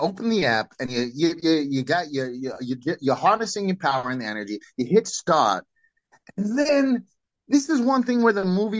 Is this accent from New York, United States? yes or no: yes; Brooklyn, New York, United States; Hey, I'm from New York. I might have gone to MIT, but I'm still from Brooklyn, you know.